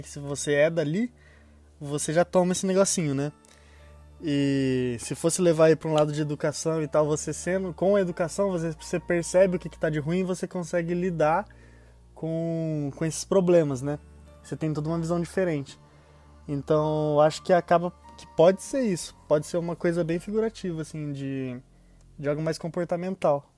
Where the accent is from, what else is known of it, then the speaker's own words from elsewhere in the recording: São Paulo, Brazil; eu sou paulista